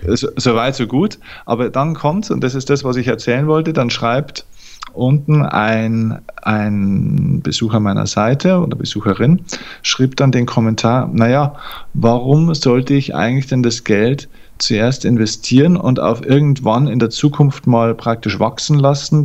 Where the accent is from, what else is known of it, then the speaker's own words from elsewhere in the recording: Germany; bei uns in Deutschland